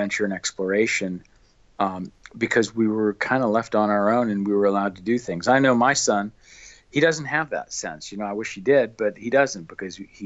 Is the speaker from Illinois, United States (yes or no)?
yes; near Chicago, rural Illinois, United States; I'm from the rural cornfields of Illinois, originally back in the late 1950s